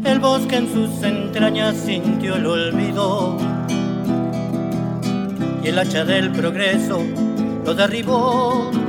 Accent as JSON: {"language": "Spanish", "town": "Río Gallegos", "region": "Santa Cruz", "country": "Argentina", "lives_now": "Bariloche, Argentina", "said": "vengo de Santa Cruz, Río Gallego. Hoy vivo en Bariloche"}